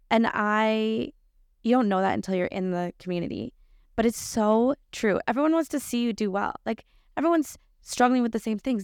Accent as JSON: {"language": "English", "town": "Lion's Head", "region": "Ontario", "country": "Canada", "tie": "born or raised there", "said": "I grew up in Lionshead, so even smaller."}